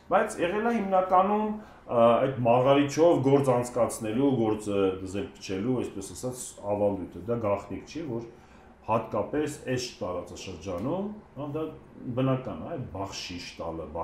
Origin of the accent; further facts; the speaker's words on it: Vanadzor, Lori, Armenia; կամ Վանաձորը ասացի, որովհետև բնիկ Վանաձորից։